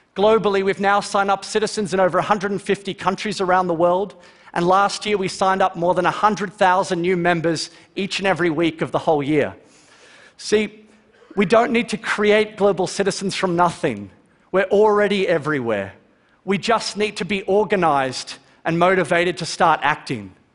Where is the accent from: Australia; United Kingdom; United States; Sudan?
Australia; Melbourne, Victoria; Growing up in Melbourne, Australia